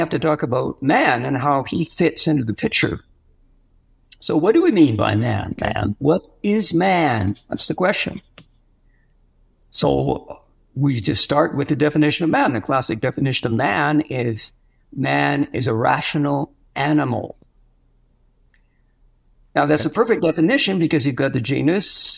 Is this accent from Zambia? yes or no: no; Western Canada, Canada; moved away as an adult; also born or lived in France; now in Silver City, United States; I come from Western Canada